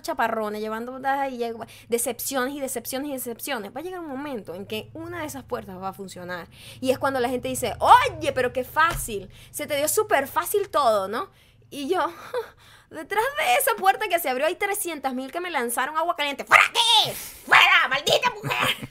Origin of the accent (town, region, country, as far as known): Venezuela; moved away